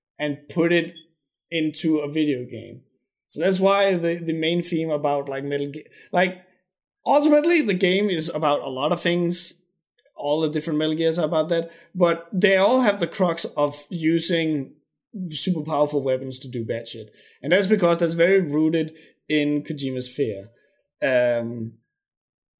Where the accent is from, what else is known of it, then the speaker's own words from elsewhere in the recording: Denmark; I'm from Denmark